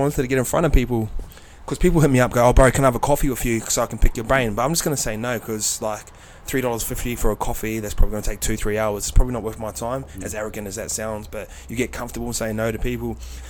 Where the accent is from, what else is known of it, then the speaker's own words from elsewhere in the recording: Tokoroa, Waikato, New Zealand; moved away; I grew up in Tukurua